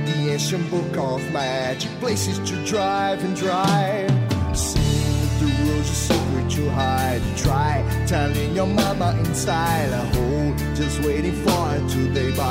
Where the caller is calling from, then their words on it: Brazil; Spanish is a second language; de Brasil.